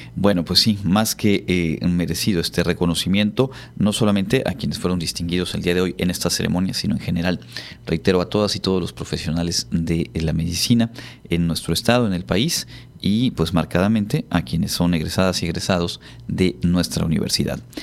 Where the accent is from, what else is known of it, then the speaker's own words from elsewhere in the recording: Yucatán, Mexico; Sabemos que aquí en nuestra, en nuestra región, por supuesto, somos orgullosos del Hanal